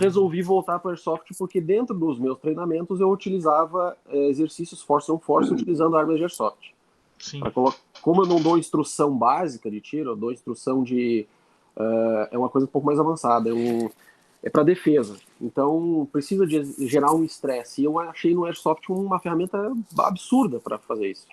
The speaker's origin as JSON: {"language": "Portuguese", "town": "Lages", "region": "Santa Catarina", "country": "Brazil", "also_born_or_lived": "Porto Alegre", "said": "eu sou de Lages"}